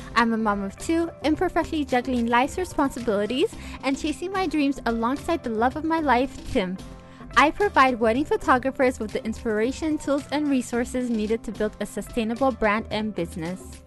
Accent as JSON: {"language": "English", "country": "Ethiopia", "tie": "born or raised there", "moved": "yes", "lives_now": "Europe", "said": "I'm Ethiopian."}